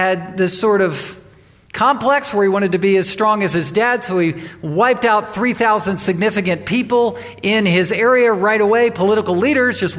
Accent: Chesapeake, Virginia, United States; also born or lived in Wilmington, Delaware; raised in Chesapeake, Virginia, and then Virginia Beach. And that's where I mark my childhood days

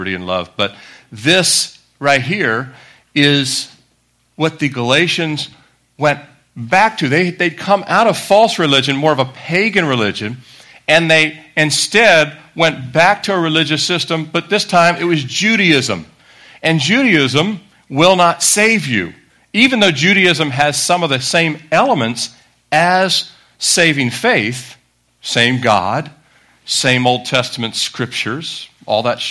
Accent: Annapolis, Maryland, United States; I grew up in Annapolis, Maryland

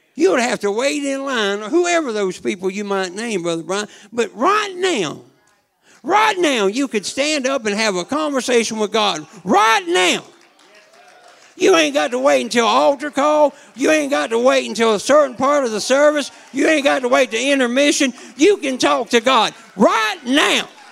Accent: Chiefland, Florida, United States; I'm from Chiefland

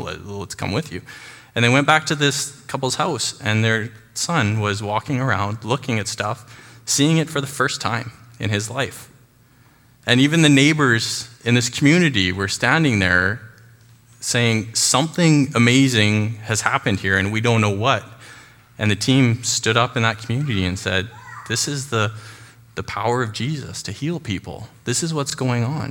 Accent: Chilliwack, British Columbia, Canada; also born or lived in Burundi; I was born and raised here in Chilliwack, and I've lived here most of my life

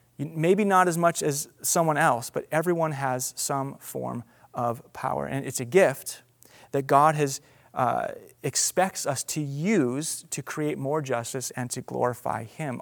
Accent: United States; as an American

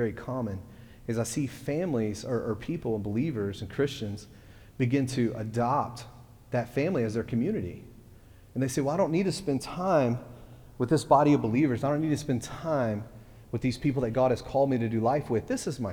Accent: Texas, United States; I'm from Texas

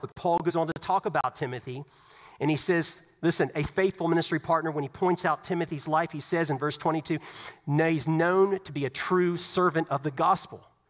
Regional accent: Southeast Virginia, United States; Growing up in Southeast Virginia, I grew up around the military.

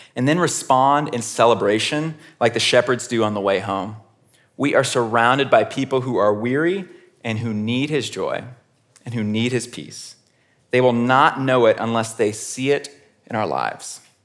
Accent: Houston, Texas, United States; I grew up in Houston, Texas

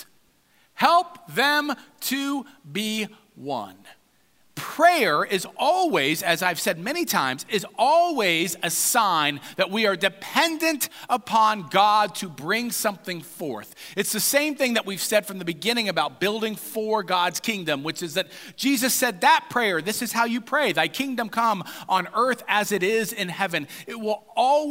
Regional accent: United States; we as good American individuals

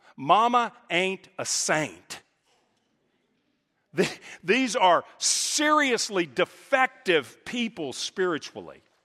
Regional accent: Texas, United States; moved away as an adult; also born or lived in California; now in Dallas, United States; I grew up in Texas

